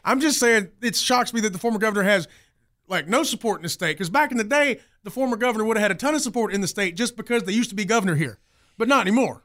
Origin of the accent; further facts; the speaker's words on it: Greenville, South Carolina, United States; I'm from Greenville